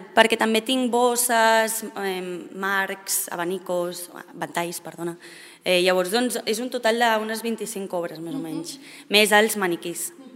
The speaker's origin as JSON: {"language": "Catalan", "town": "Sitges", "region": "Catalonia", "country": "Spain", "also_born_or_lived": "South America / Mexico"}